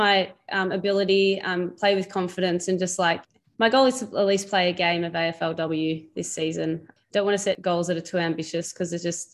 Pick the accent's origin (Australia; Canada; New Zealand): Australia; Melbourne, Victoria; I grew up locally in Moonee Ponds